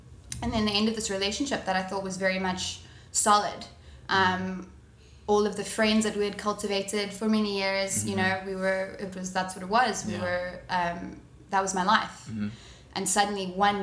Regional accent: Durban, KwaZulu-Natal, South Africa; moved away; also born or lived in Cape Town; I'm originally from Durban.

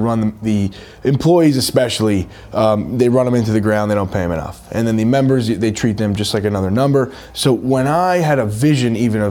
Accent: New York City, New York, United States; moved away; also born or lived in New Jersey; I'm a kid from Brooklyn, New York. I grew up there. I also grew up in Jersey, half and half.

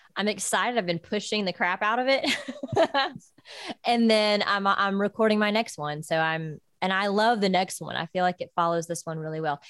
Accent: Georgia, United States; moved away as an adult; now in Nashville, United States; back in Georgia, like my hometown

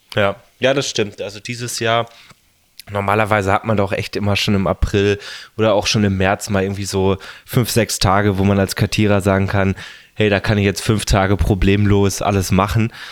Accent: home district near Freiburg, Baden-Württemberg, Germany; also born or lived in Lake Constance / Tübingen; hier in meinem Heimat, ähm, Landkreis und Freiburg

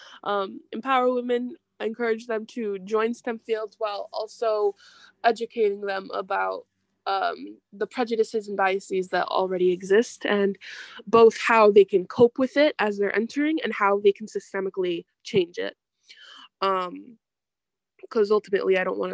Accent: Milwaukee, Wisconsin, United States; I was born and raised in Milwaukee, Wisconsin

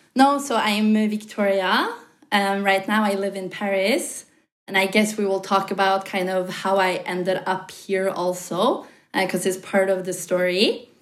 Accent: Norway; moved away as an adult; also born or lived in New York; I'm from Norway.

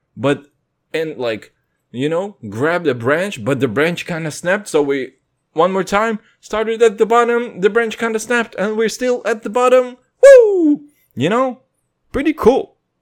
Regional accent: Kazakhstan; moved away; I'm from Kazakhstan.

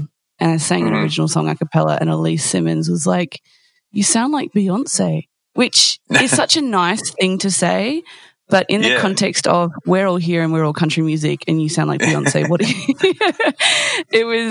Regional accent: Victoria, Australia; I was brought up in Victoria as well.

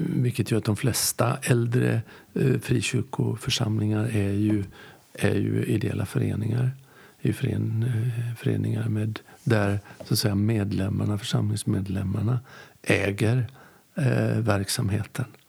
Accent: Västerbotten County, Sweden; jag kommer ju från Västerbotten

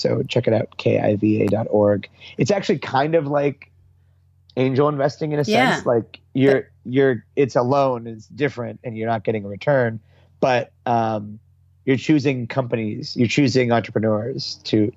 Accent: Pittsburgh, Pennsylvania, United States; I grew up in Pittsburgh, Pennsylvania.

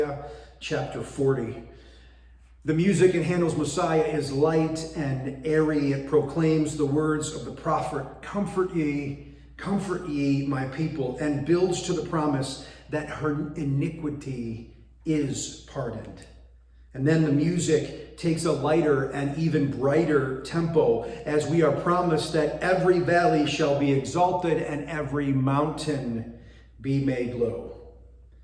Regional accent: Binghamton, New York, United States; moved away as an adult; now in Bridgeport, United States; my wife, Tamara, and I were born and raised in Binghamton, New York, and lived there for the first 40 years of our lives

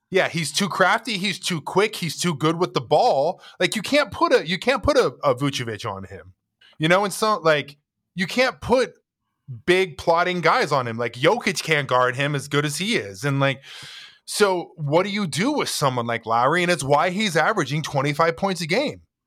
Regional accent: United States; as an American

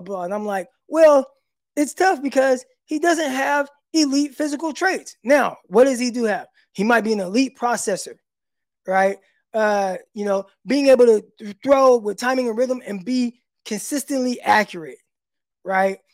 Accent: Stockton, California, United States; also born or lived in Little Rock area, Arkansas; now in Arkansas, United States; I'm from Stockton. You know, real 209

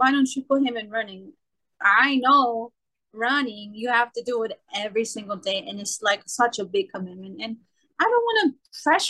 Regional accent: New York City, New York, United States; I'm born and raised in Brooklyn

